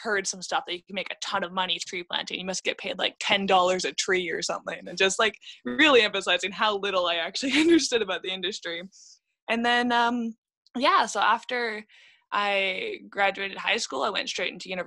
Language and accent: English; Vancouver, British Columbia, Canada; I am from BC, so I was born in Vancouver